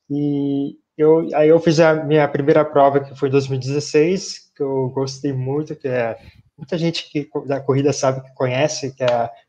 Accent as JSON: {"language": "Portuguese", "town": "Mirandópolis", "region": "São Paulo", "country": "Brazil", "tie": "born or raised there", "lives_now": "São Paulo, Brazil", "said": "Eu sou natural de Mirandópolis, sou do interior de São Paulo, perto de Araçatuba, na verdade."}